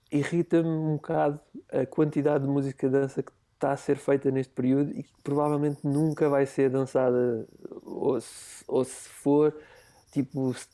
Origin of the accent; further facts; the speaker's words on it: Parede, Lisbon, Portugal; na, na, parede, sou da linha de Cascais.